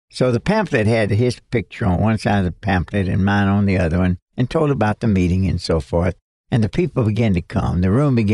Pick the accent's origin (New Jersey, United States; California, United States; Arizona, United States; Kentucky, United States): Kentucky, United States; accent: Kentucky English; my Kentucky English